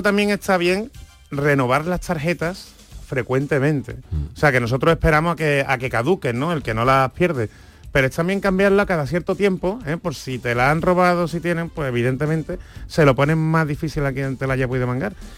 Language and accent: Spanish; Seville, Andalusia, Spain; nosotros por lo menos los sevillanos